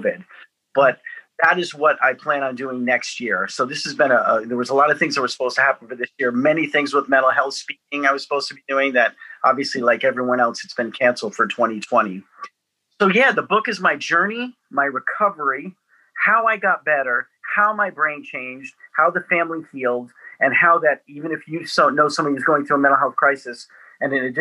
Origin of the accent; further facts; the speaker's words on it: Atlanta, Georgia, United States; I'm from Atlanta, Georgia